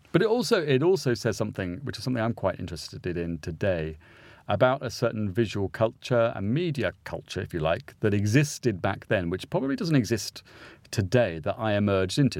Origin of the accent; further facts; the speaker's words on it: St Albans, East of England, United Kingdom; I grew up in Saint Albans, small cathedral city